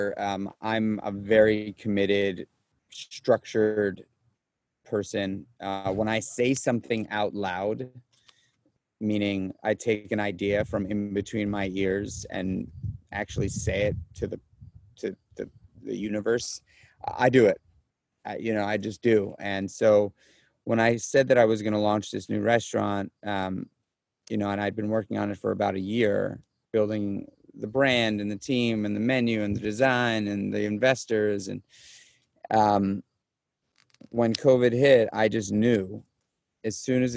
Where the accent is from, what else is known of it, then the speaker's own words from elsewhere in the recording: New York City, New York, United States; moved away as an adult; also born or lived in Los Angeles; now in Upstate New York, United States; I'm a born and raised New York City guy. So I was born and raised in Manhattan.